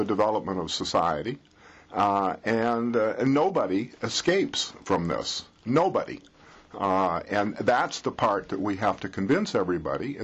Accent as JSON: {"language": "English", "country": "Canada", "said": "being Canadian"}